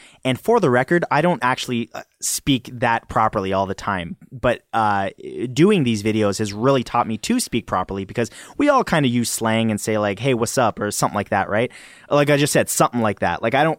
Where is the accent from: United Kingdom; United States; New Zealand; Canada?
Canada; do you guys hear an accent the way I speak? Because I'm Canadian?